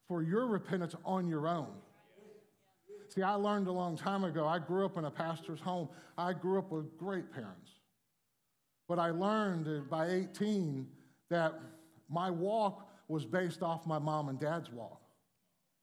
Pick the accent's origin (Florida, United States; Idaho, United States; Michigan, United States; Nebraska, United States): Florida, United States; Miami; I grew up in Miami